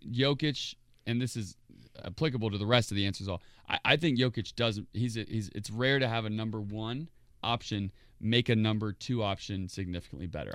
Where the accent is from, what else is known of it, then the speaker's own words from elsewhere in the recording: Indiana, United States; I'm from Indiana